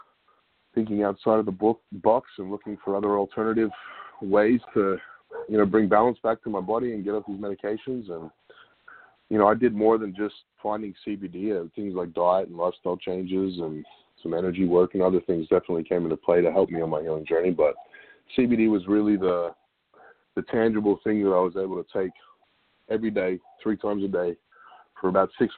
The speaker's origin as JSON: {"language": "English", "country": "Australia", "tie": "born or raised there", "moved": "yes", "lives_now": "Bellingham, United States", "said": "a good friend of mine that I grew up with in Australia from 20 years ago"}